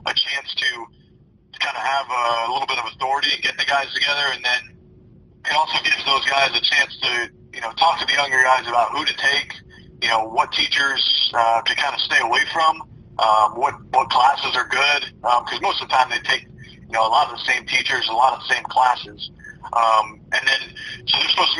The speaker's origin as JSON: {"language": "English", "region": "New York", "country": "United States", "moved": "yes", "lives_now": "South Carolina, United States", "said": "I'm from New York originally"}